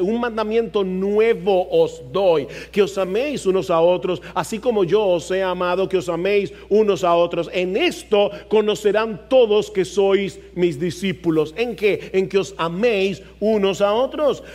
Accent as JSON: {"language": "Spanish", "country": "Dominican Republic", "said": "nosotros somos dominicanos."}